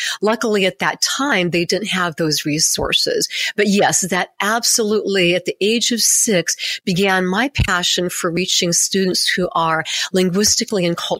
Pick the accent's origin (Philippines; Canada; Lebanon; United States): Philippines; So there were a lot of wonderful benefits to growing up in the Philippines.